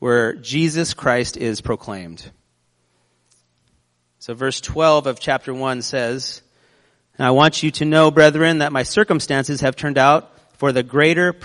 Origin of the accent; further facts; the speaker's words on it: United States; We're American.